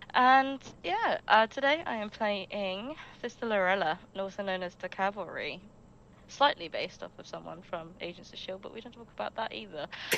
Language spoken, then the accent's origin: English; United Kingdom; I am a Brit. Maybe not your favourite Brit, but a Brit nonetheless.